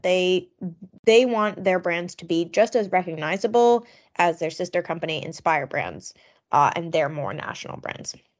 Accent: Long Island, New York, United States; I grew up on Long Island

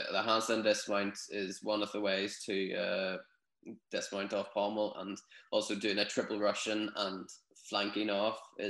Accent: Newtownards, Northern Ireland, United Kingdom; also born or lived in Dublin; My hometown, Newtownards

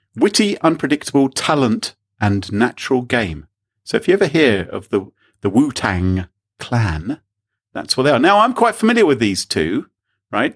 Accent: United Kingdom; we're British

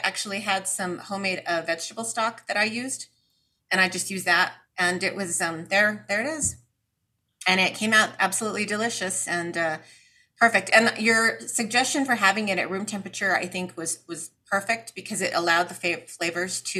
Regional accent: United States; I'm an American

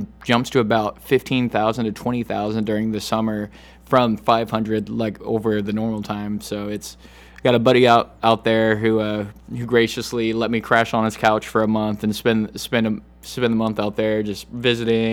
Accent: San Antonio, Texas, United States; also born or lived in Altus, Oklahoma / Panama / San Marcos, Texas; I grew up mostly San Antonio, but I was born in Oklahoma, Altus, Oklahoma, on the Air Force Base over there

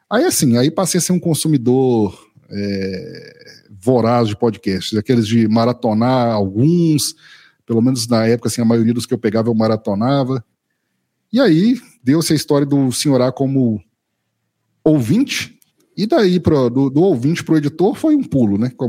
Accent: Minas Gerais, Brazil; mineiro do interior de Minas aqui, eu nunca saí de Minas a não ser a passeio, né, sempre morei aqui em Minas.

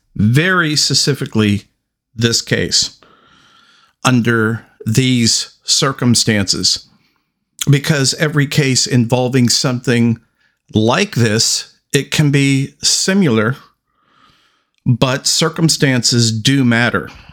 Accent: Salem, Oregon, United States; right in my neck of the woods, right in my hometown

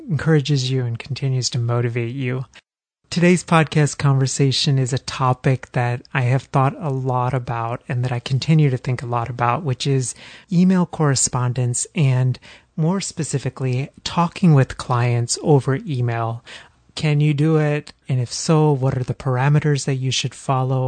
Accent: Texas, United States; now in Philadelphia, United States; Growing up in Texas and now living in Philly

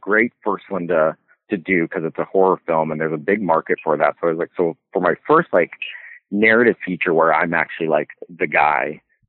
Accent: Carson City, Nevada, United States; also born or lived in Canada; But I moved down to the States at 10 years old, and I grew up down in Carson City.

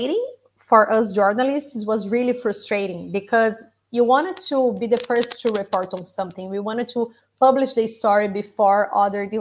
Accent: Brazil; moved away; Brazil, my home country

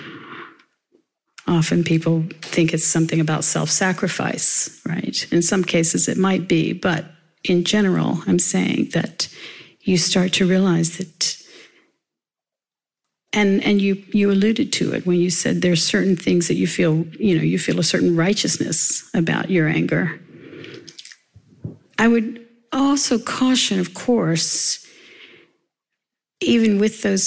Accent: the South, United States; I grew up in the South in America.

